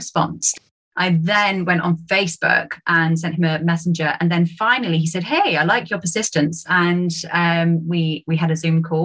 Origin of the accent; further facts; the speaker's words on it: United Kingdom; accent: British; my British accent